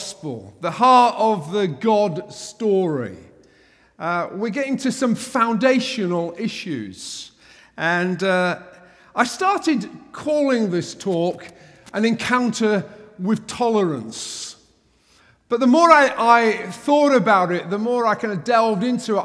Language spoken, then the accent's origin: English; England, United Kingdom; an Englishman